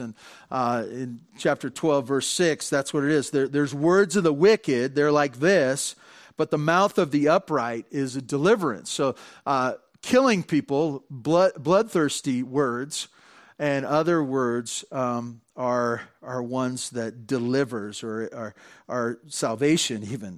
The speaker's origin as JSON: {"language": "English", "town": "Santa Barbara", "region": "California", "country": "United States", "tie": "born or raised there", "said": "I grew up in Santa Barbara, and my dad had a stable job"}